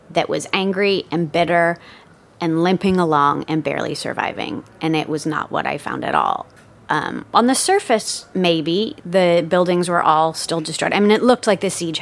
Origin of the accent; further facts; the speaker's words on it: United States; as a Westerner, as an American.